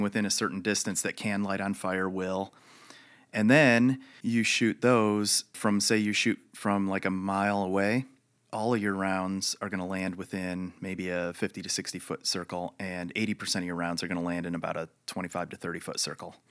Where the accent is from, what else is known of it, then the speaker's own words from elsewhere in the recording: Chicago, Illinois, United States; moved away as an adult; also born or lived in Michigan / Wichita Falls, Texas; I, uh, was born in Chicago, raised there